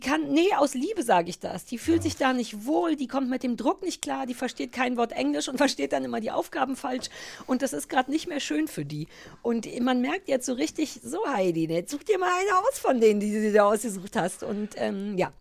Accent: GDR, East Germany, Germany; Ich bin ja in der DDR groß geworden

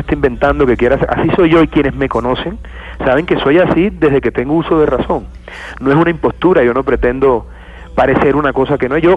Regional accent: Montería, Córdoba, Colombia; yo me crié en Montería

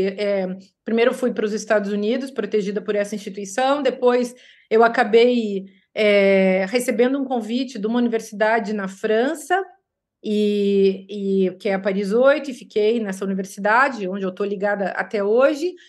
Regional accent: Brazil; moved away as an adult; also born or lived in Rio de Janeiro / United States; eu vivia muito feliz no meu país.

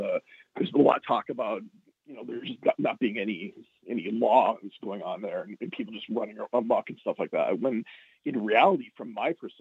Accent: Barnesville, Minnesota, United States; moved away as an adult; also born or lived in St. Louis / South Carolina; now in Seattle, United States; growing up in Barnesville in the early 90s, we didn't have to deal with a lot of race issues like people here in Seattle do have to deal

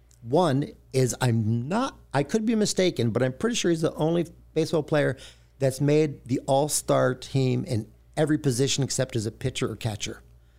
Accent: Kentucky, United States; I grew up in Kentucky, but it was northern Kentucky, right across the Ohio River, so I grew up a Cincinnati Reds fan.

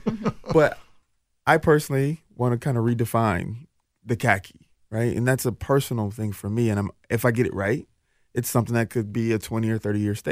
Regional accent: Jackson, Mississippi, United States; born there; now in Twin Cities, United States; I'm from the South, and excellence just meant that you took pride in who you are.

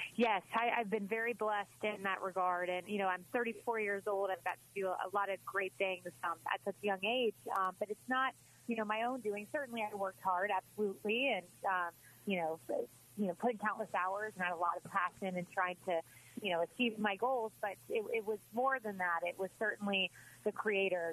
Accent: Tampa, Florida, United States; moved away as an adult; also born or lived in Miami / New York; It's always great to join back in my hometown.

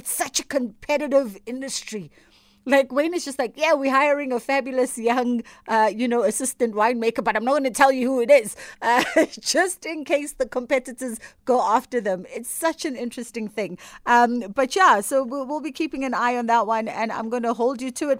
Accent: KwaZulu-Natal, South Africa; I'm not from Cape Town like you. I'm a KZN girl

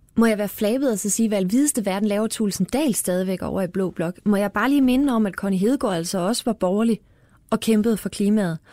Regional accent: Fredericia, Southern Denmark, Denmark; jeg er fra Fredericia

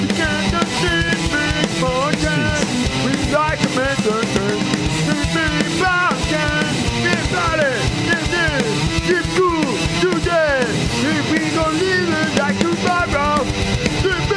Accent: New York City, New York, United States; moved away; It's my hometown

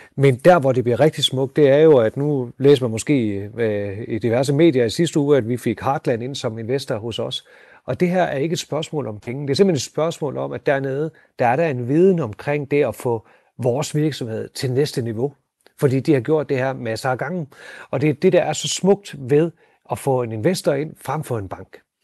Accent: North Jutland, North Denmark Region, Denmark

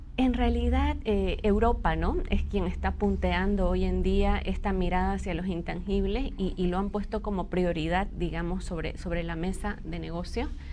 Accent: Bolivia; como sociedad boliviana

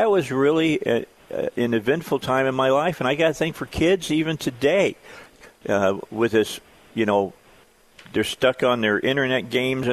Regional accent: outside Chicago, Northwest Indiana, United States; now in Arkansas, United States; I grew up outside of Chicago, all right? I was in Northwest Indiana

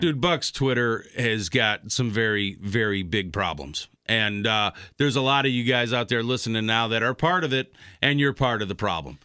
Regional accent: Chicago, Illinois, United States; now in Wisconsin, United States; when I was growing up and everything, I always listened to sports talk radio in Chicago

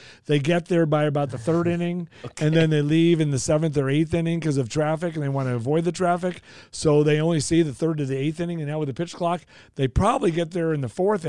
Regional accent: Los Angeles, California, United States; also born or lived in Oklahoma; now in Kansas City, United States; I'm from the Valley. I'm a Valley boy for sure.

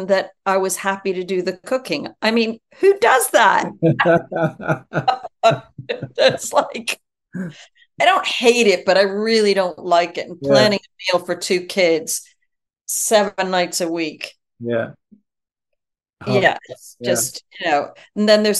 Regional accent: United States; moved away; I'm American

